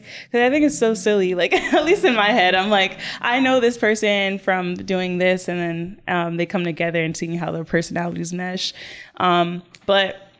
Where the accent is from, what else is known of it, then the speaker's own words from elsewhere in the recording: Rahway, New Jersey, United States; also born or lived in Jamaica; My family's Jamaican. I was raised in Rahway. I wasn't born here